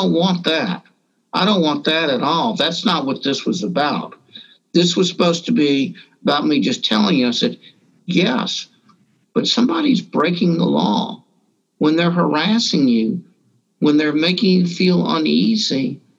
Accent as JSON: {"language": "English", "region": "Deep South", "country": "United States", "tie": "born or raised there", "said": "but I grew up Jewish in the Deep South, where in a time when a lot of people thought it was very fashionable to wear sheets."}